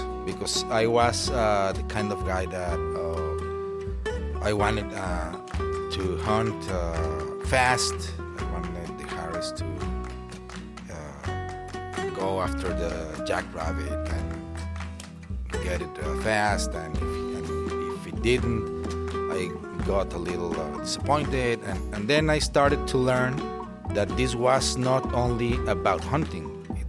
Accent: Monterrey, Nuevo León, Mexico; Yeah, I'm from Monterrey and I've been living here all my life.

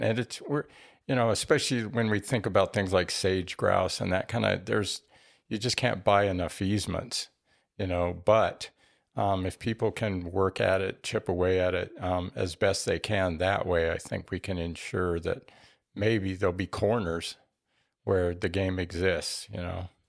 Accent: Albuquerque, New Mexico, United States; moved away as an adult; now in Tucson, United States; I grew up in Albuquerque and went to school

